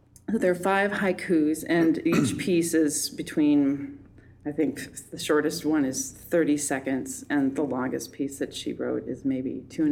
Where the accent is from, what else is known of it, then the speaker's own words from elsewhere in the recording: Fort Atkinson, Wisconsin, United States; moved away as an adult; also born or lived in New York; now in Twin Cities, United States; I'm originally from Fort Atkinson, Wisconsin, which has about 10,000 people, and it's halfway between Madison and Milwaukee. And so I grew up there